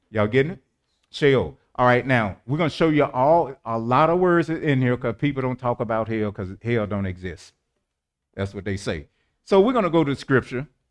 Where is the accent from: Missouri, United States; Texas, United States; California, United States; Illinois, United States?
Missouri, United States; St. Louis; I was born in Saint Louis, Missouri, the Show Me State, Homer G. Hospital